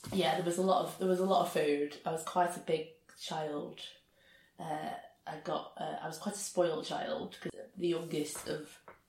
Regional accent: Rochdale, North West England, United Kingdom; born or raised there

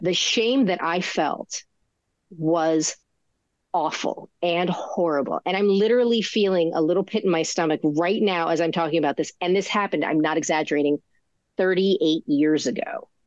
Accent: New Jersey, United States; I'm from New Jersey

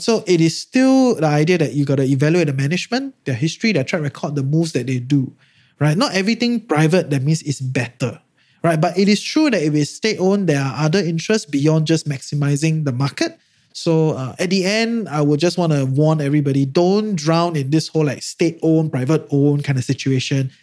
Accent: Singapore

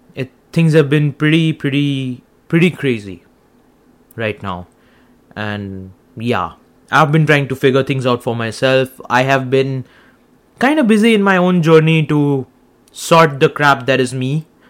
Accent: India; now in Canada; I'm an Indian. I come from India.

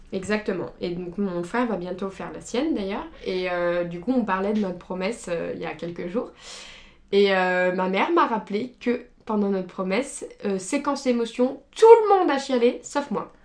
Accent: Sainte-Foy-lès-Lyon, Auvergne-Rhône-Alpes, France; on a grandi à Sainte-Foy-les-Lyons

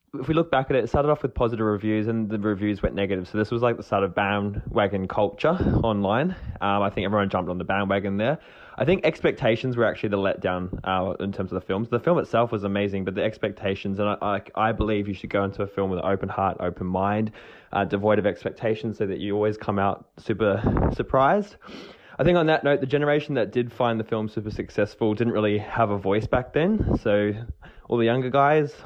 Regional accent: New Zealand; Growing up in New Zealand

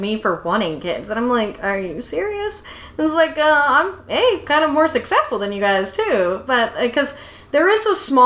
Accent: Tyler, Texas, United States; I grew up in the Bible Belt in Tyler, Texas

